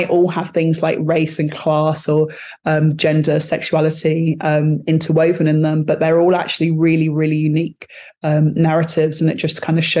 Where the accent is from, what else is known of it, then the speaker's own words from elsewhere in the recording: London, United Kingdom; accent: British, like English accent; growing up in a very multicultural London, that was also kind of quite segregated. So I'm from Battersea